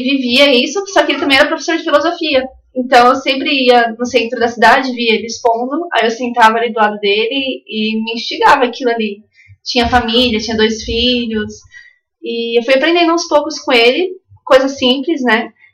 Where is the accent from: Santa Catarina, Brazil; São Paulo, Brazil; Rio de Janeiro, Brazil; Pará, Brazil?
São Paulo, Brazil; Santos; also born or lived in São Sebastião, São Paulo / São Mateus, Espírito Santo; nascida, né, natural de São Sebastião, de São Paulo, mas eu cresci boa parte da primeira infância, até os 9 anos, em São, em São Mateus, no Espírito Santo, e aí o restante foi em Santos, São Vicente, ali no litoral de São Paulo